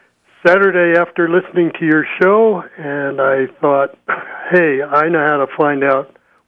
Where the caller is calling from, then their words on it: Dolores, Colorado, United States; Dolores, Colorado.